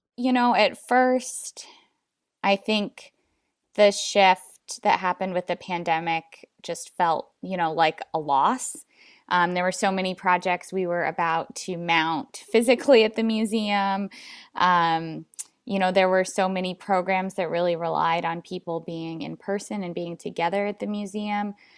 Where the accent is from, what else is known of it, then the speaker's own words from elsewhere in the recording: Alaska, United States; I was born and raised in Alaska